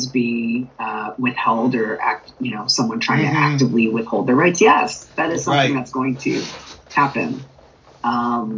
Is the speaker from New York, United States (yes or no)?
no; Clovis, California, United States; now in Texas, United States; I grew up in a small town called Clovis